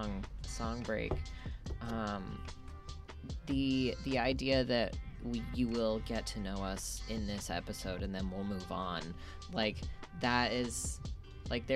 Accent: North Idaho, United States; moved away; also born or lived in Utah / Southern California; so from North Idaho

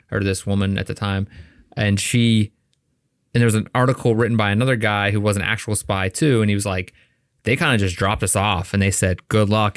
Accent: United States; growing up in America

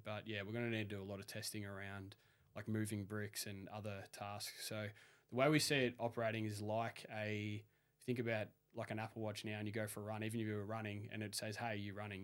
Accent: Melbourne, Victoria, Australia; the first builder asked where I was from, and I said Melbourne

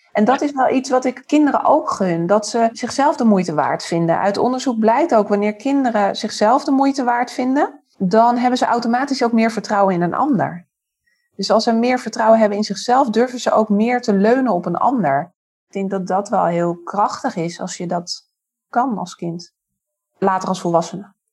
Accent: Amstelveen, North Holland, Netherlands; moved away as an adult; now in Haarlem, Netherlands; Daarvoor dus opgegroeid in Amstelveen, geboren en getogen

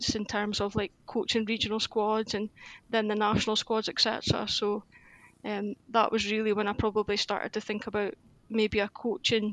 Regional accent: Aberdeen, Scotland, United Kingdom; I'm born and bred in Aberdeen. Yeah, so I've always lived in Aberdeen.

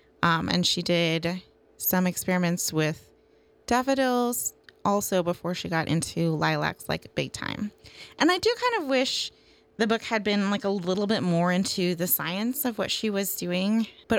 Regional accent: Ridgefield, Washington, United States; I grew up in Ridgefield

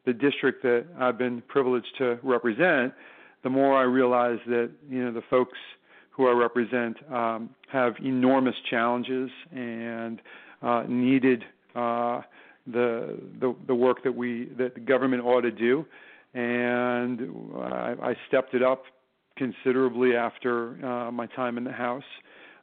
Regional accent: New York City, New York, United States; also born or lived in Los Angeles, California; now in Montgomery County, Maryland, United States; I was born in UCLA Medical Center in 1966. We were very poor, but we were happy. We moved to New York City

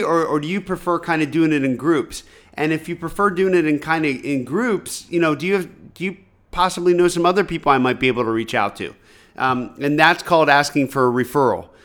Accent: rural Pennsylvania, United States; growing up in rural Pennsylvania, I didn't know anybody who had money

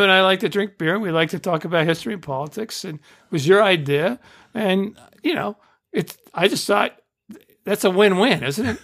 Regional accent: Indiana, United States; when I was growing up in Indiana

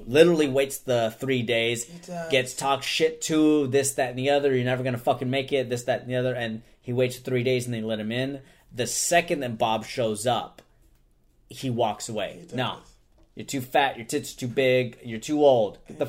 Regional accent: London, United Kingdom; Yeah, I'm from London.

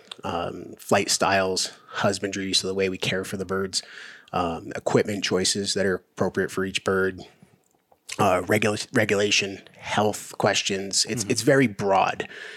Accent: Central Maine, United States; moved away as an adult; also born or lived in Silver City, New Mexico; now in Tucson, United States; I'm born and raised in Central Maine. I left when I was about 20 years old

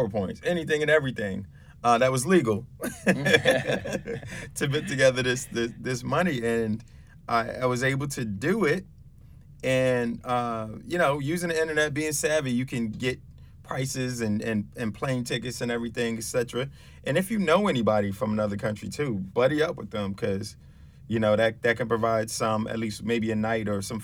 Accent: New York City, New York, United States; moved away as an adult; also born or lived in Albany, New York; I'm from the Bronx, and I came upstate to go to college

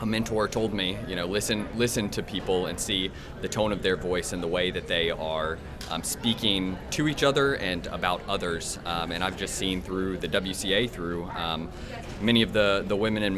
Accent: United States; now in Wilmore, United States; I am originally from the Alabama-West Florida Conference

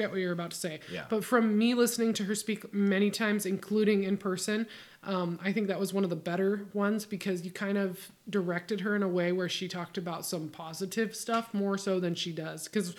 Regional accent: Sedro-Woolley, Washington, United States; I was born in the Cedar Woolley Hospital.

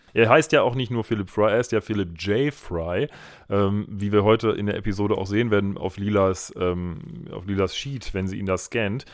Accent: Essen, North Rhine-Westphalia, Germany; now in Bochum, Germany; wir sind auch beide in Essen geboren

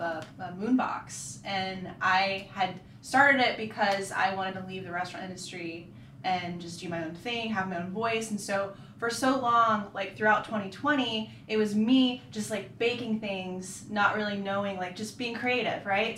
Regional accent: Orlando, Florida, United States; also born or lived in Sarasota, Florida; now in Charlotte, United States; I'm from Florida, um, originally born in Sarasota. Grew up in Orlando area

